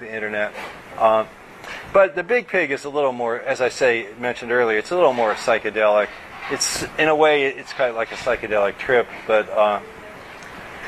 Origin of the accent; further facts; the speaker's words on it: Louisville, Kentucky, United States; I grew up in Louisville, Kentucky